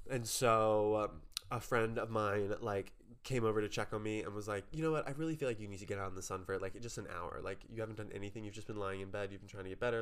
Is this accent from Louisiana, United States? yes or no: yes; New Orleans, Louisiana, United States; I am from New Orleans.